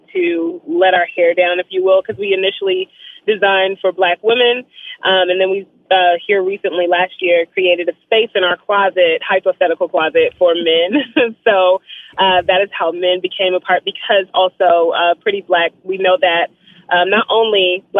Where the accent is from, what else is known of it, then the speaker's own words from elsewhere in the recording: Shreveport, Louisiana, United States; It absolutely is. We're from the North, too. We're from Shreveport.